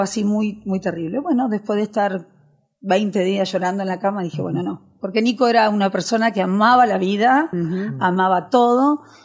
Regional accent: Argentina; also born or lived in Pontevedra, Spain; Yo vine a los 7 años de España aquí, a Argentina, hice toda mi primaria, terminé la secundaria

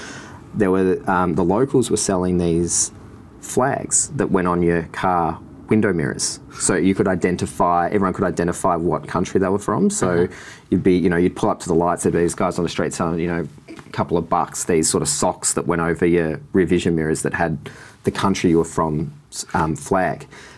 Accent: Sorrento, Victoria, Australia; I grew up in Sorrento my whole life, every summer. Love the water, love drawing

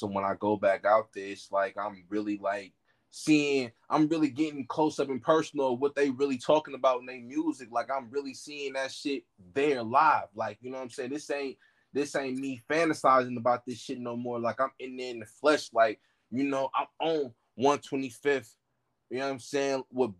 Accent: Oakland, California, United States; I got mad love for my hometown, Oakland.

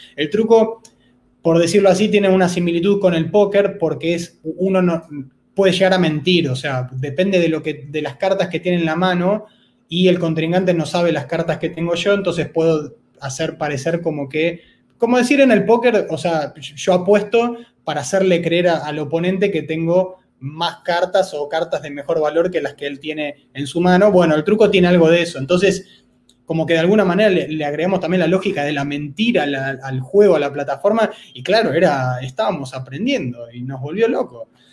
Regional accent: Buenos Aires, Argentina; soy de Buenos Aires, Argentina

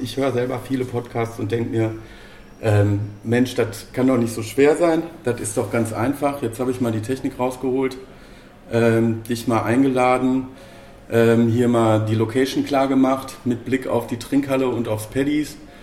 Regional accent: Bochum, North Rhine-Westphalia, Germany; beide Urgesteine Bochumer

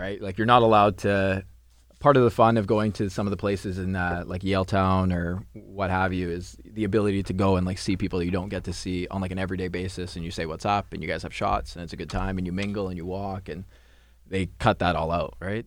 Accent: Surrey, British Columbia, Canada; I grew up in Surrey, too

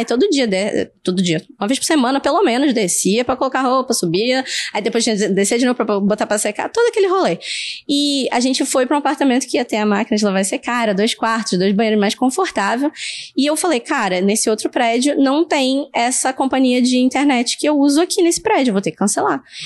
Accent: Rio de Janeiro, Brazil; moved away as an adult; now in Canada; eu sou daqui do Rio, né? Nasci aqui.

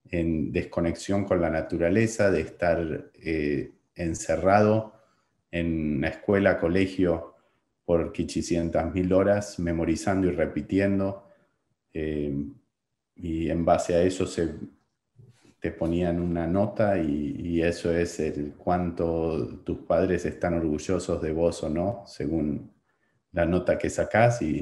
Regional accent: Buenos Aires, Argentina; born there; nací, nací en Buenos Aires eh, pasando de una gran ciudad, de una educación tradicional, de una familia tradicional

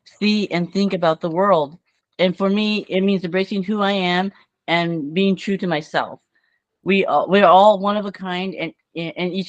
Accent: Las Vegas, Nevada, United States; I'm 40 years old, and I'm from Las Vegas, Nevada.

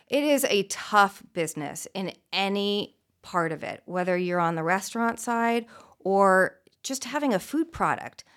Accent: Beverly Hills, California, United States; also born or lived in Santa Barbara; I grew up a few blocks away in Beverly Hills, um, born and raised

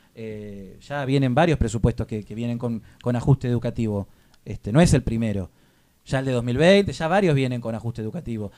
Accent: Argentina; como argentino

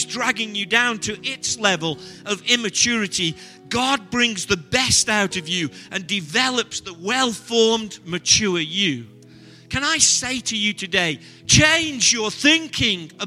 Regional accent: Stoke-on-Trent, West Midlands, United Kingdom; I'm from Stoke-on-Trent.

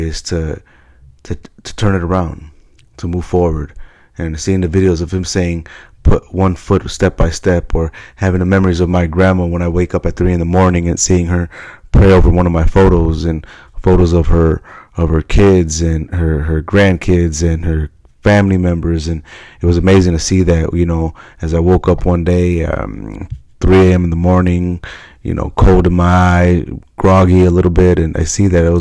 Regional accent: Chicago, Illinois, United States; I'm from Chicago

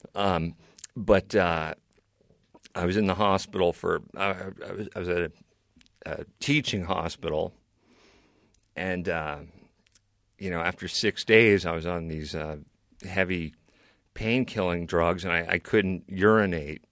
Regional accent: New York City, New York, United States; now in Maine, United States; I was born in New York City.

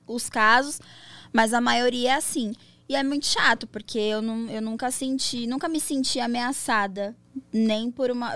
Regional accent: São Paulo, Brazil; Eu tenho 27 anos, sou de São Paulo

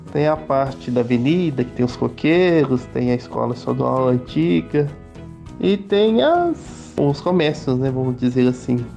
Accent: Minas Gerais, Brazil; eu sou mineiro da gema

